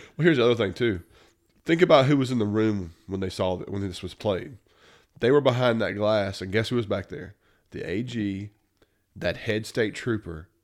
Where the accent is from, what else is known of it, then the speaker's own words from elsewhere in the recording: Mississippi, United States; we grew up in the South